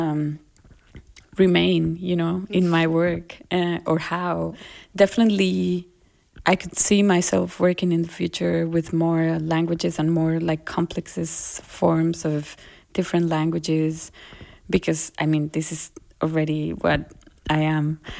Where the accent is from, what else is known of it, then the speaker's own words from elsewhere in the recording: Colombia; accent: Colombian; first language Spanish; English is a second language; now in Germany; because also here trying to learn german and forgetting my colombian accent like i do feel like i'm this hybrid source of a very strange way of talking